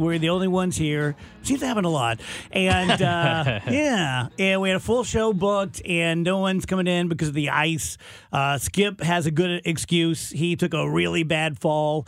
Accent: South Roxana, Illinois, United States; I grew up in South Roxana

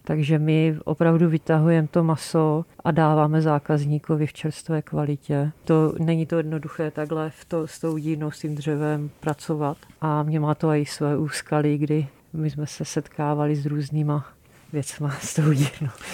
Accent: Moravia, Czechia; now in Prague, Czechia; my oba dva jsme z Moravy

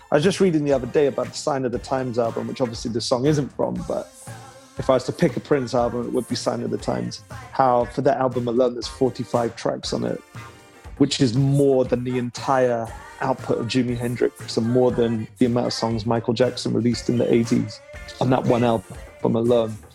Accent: Leeds, Yorkshire and the Humber, United Kingdom; I'm from Leeds originally, so my mum always used to like tease me as a kid saying, You pronounce things in the London fashion.

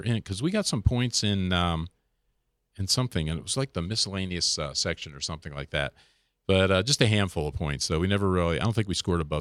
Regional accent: New Jersey, United States; my home state of New Jersey

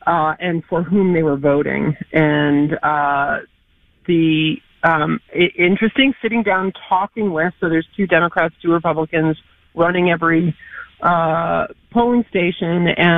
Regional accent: New York, United States; born and raised in New York.

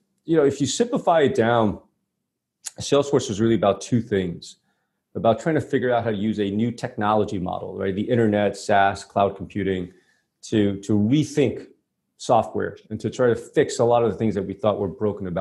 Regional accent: New York City, New York, United States; I grew up in Brooklyn, New York

